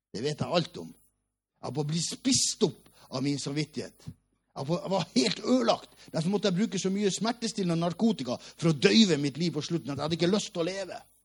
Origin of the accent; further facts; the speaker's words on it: Hammerfest, Finnmark, Norway; moved away; also born or lived in Oslo; Vi var det fattigste av de fattige i Hammerfest by, der jeg kommer fra.